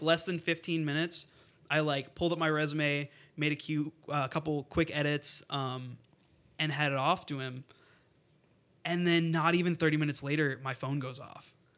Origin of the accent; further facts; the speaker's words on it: Northwest Indiana, United States; I'm originally from Northwest Indiana